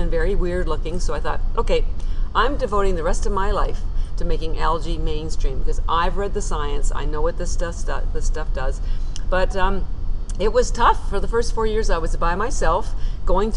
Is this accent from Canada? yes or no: yes; Canada; moved away as an adult; now in Boston, United States